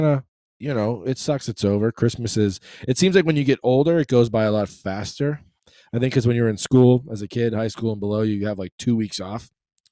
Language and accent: English; Boston, Massachusetts, United States; moved away; growing up in Boston